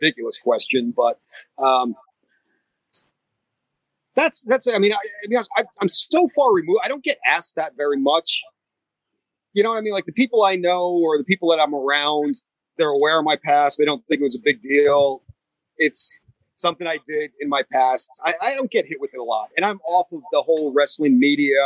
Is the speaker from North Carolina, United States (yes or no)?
no; New England, Rhode Island, United States; I grew up in New England, Rhode Island